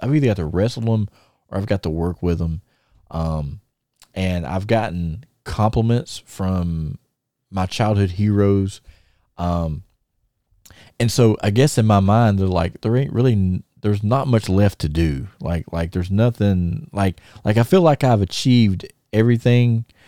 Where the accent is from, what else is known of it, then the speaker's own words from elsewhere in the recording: Thomasville, United States; we're in my hometown